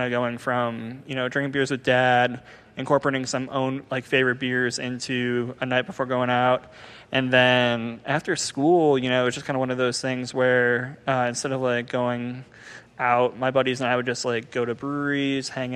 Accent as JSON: {"language": "English", "town": "Cleveland", "region": "Ohio", "country": "United States", "tie": "born or raised there", "said": "I grew up in Cleveland"}